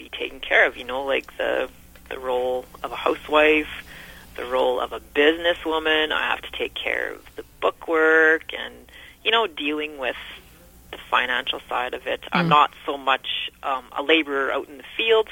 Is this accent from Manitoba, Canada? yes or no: yes; Altona, Manitoba, Canada; also born or lived in Alberta / Grunthal, Manitoba; I was born in Alberta, and then I grew up in a small town south of Winnipeg in Altona on 7 acres.